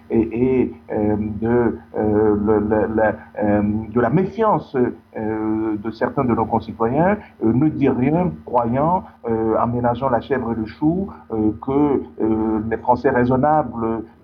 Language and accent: French; Île-de-France, France; Je sais que je viens des banlieues. Je sais que je viens de Seine-Saint-Denis.